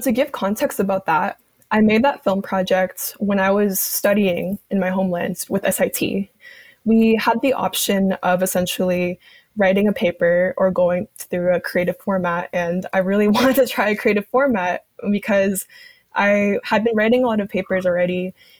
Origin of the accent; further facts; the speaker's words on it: Bolivia; I had the really amazing opportunity to actually go back to my home country, because I would go back like every 5 years or so.